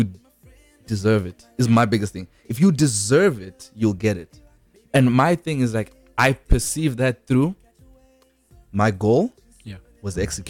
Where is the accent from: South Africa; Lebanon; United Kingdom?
South Africa; also born or lived in Zimbabwe; You're born in Zimbabwe, lived in South Africa, you know.